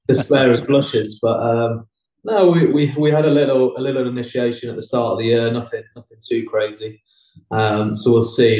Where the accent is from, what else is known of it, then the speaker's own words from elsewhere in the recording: England, United Kingdom; moved away as an adult; now in Pau, France; three English-speaking English blokes